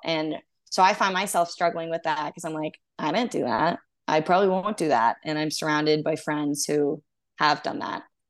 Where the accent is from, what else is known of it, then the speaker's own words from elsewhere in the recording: Texas, United States; moved away; I'm originally from Texas